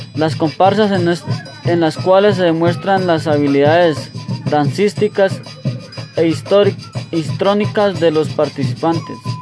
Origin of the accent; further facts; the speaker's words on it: Bolívar, Cauca, Colombia; Mi tierra querida, Bolívar Cauca y su majestuoso cerro